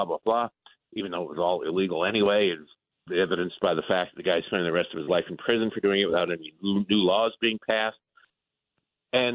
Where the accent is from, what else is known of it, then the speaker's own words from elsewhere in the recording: Detroit, Michigan, United States; moved away; also born or lived in Baltimore; I grew up in Detroit. I lived in Baltimore for 13 years.